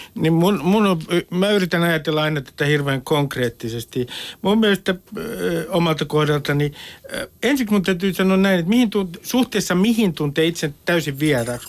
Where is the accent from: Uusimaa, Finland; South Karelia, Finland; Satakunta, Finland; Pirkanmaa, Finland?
Uusimaa, Finland; Nummi-Pusula; first language Finnish; Suomi on mulle Nummipusulan urheilukenttä, olen Nummipusulasta